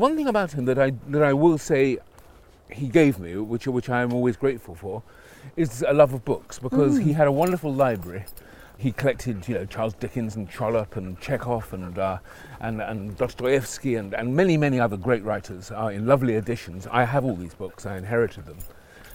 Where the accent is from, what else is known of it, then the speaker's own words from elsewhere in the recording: London, United Kingdom; I was brought up in North London, in Stanmore.